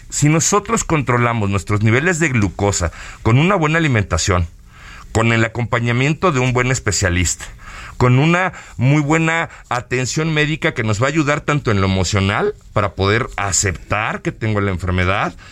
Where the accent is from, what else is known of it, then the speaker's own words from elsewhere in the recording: Mexico; nosotros como mexicanos, nuestra manera de comer